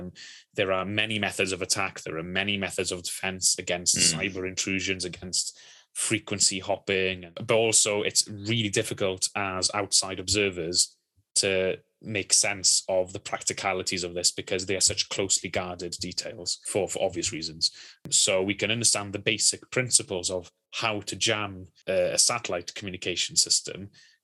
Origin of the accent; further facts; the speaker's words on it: Wales, United Kingdom; I'm Welsh